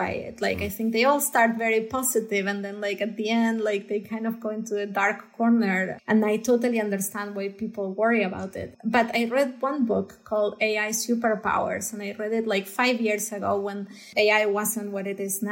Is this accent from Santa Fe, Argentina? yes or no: no; Buenos Aires, Argentina; moved away as an adult; now in Los Angeles, United States; growing up in Argentina